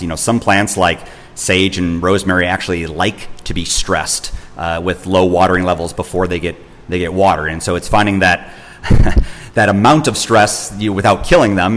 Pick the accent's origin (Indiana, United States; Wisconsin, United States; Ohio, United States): Wisconsin, United States; I'm from Wisconsin. I was raised in Wisconsin